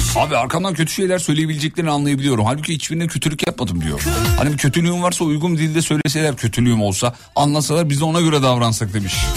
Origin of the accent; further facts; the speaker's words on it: İzmit, Kocaeli, Turkey; 37 yıllık İzmitliyim